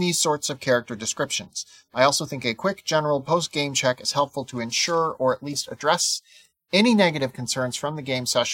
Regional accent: South Dakota, United States; I'm from South Dakota

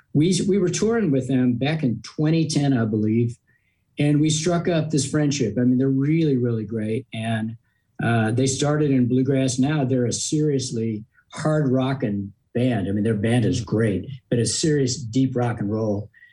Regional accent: Long Beach, California, United States; I grew up in Long Beach, California.

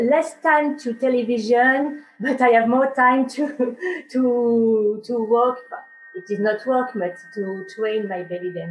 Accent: France; English is a second language; i am a french uh, student in belly dance

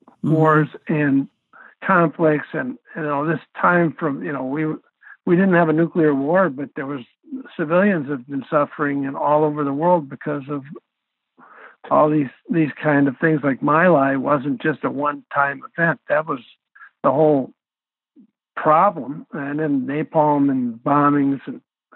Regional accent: United States; I'm not ashamed of being American

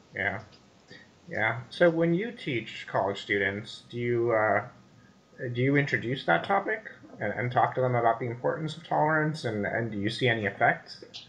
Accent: India; moved away as an adult; now in United States; I grew up in India, so I went to high school there and I went to, came to America for college

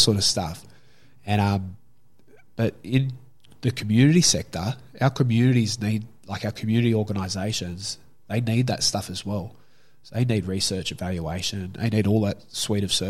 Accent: Sydney, New South Wales, Australia; I grew up in Glebe

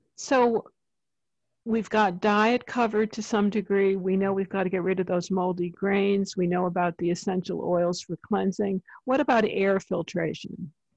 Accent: East Coast, United States; I'm from the East Coast

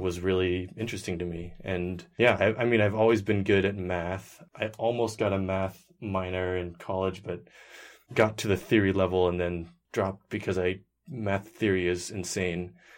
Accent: Seattle, Washington, United States; also born or lived in Bellingham, Washington; I was born in Seattle, Washington, and I've lived there pretty much my entire life

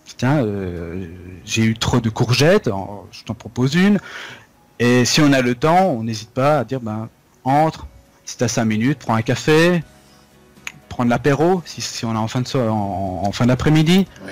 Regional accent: France; moved away as an adult; now in Japan; quand on vient de France

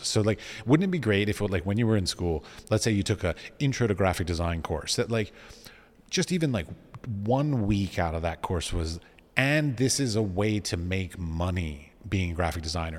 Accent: Washington, District of Columbia, United States; moved away; I was raised in Washington, D C

